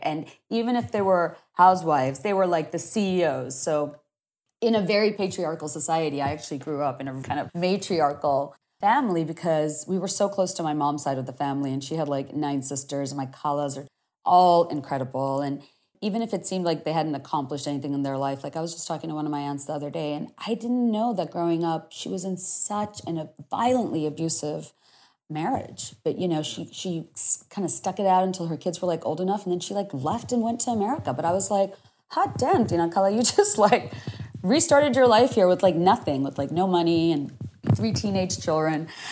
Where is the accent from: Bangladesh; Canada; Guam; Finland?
Bangladesh; Dhaka, Dhaka Division; first language Bengali; English is a second language; moved away as an adult; also born or lived in Virginia, United States; now in Washington, D.C., United States; I grew up in Dhaka. My parents are Bangladeshi